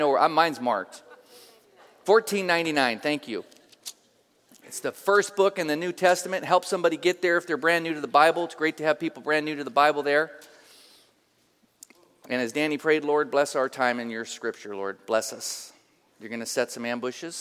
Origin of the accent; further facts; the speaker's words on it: Oakland, California, United States; I grew up in Oakland, East 31st Street, by Highland Hospital.